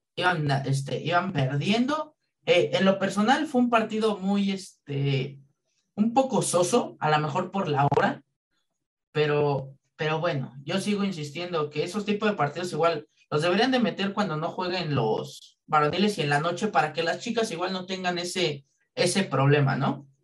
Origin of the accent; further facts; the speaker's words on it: Mexico; como buenos mexicanos